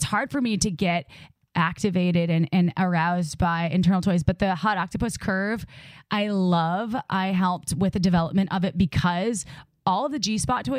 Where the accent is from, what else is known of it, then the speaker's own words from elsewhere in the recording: Midwest, United States; I grew up in the Midwest